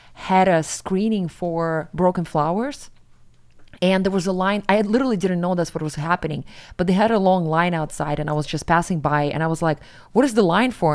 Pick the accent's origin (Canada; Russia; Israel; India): Russia; Siberia; moved away as an adult; now in New York, United States; I'm from Siberia